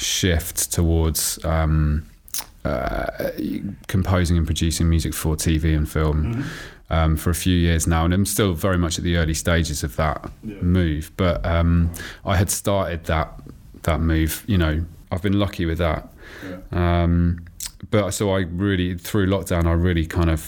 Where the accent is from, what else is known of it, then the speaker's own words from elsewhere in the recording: Oxford, South East England, United Kingdom; also born or lived in Tooting, London; I was born in Tooting, but then my folks moved to Oxford when I was about 4 or 5. So I grew up in Oxford